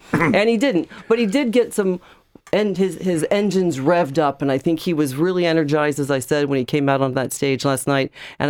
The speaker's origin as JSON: {"language": "English", "country": "United States", "also_born_or_lived": "Farmland, Indiana", "moved": "yes", "lives_now": "Ireland", "said": "As an American"}